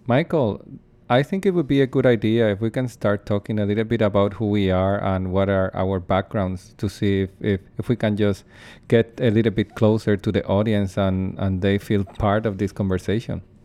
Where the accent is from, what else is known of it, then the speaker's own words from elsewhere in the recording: Puerto Rico; moved away as an adult; now in Saskatoon, Canada; where I come from, my hometown in Puerto Rico